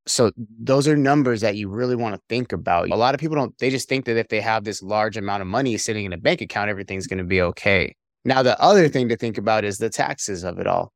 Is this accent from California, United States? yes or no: yes; California, United States; moved away as an adult; also born or lived in Korea / Arkansas / Pennsylvania; I'm originally from California, United States